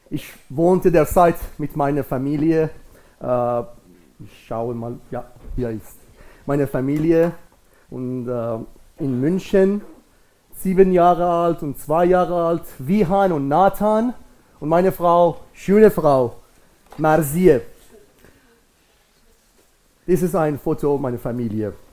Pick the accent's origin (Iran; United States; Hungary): Iran; German is a second language; now in Germany; mit Gottes Wirken in meinem Leben und in meinem Heimatland in Iran äh, an euch zu teilen.